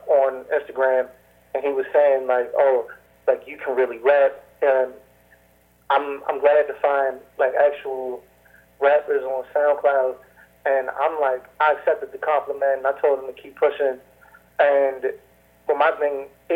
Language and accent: English; East Coast, United States; I'm from the East Coast